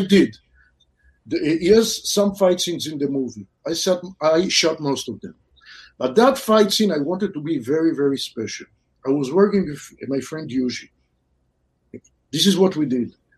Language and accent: English; Israel; moved away as an adult; also born or lived in Southern California; now in California, United States; I grew up in Israel. Then I moved to California, Southern California.